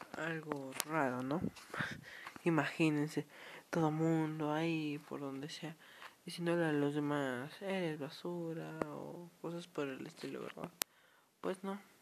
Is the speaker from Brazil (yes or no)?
no; Mexico; Yo soy de México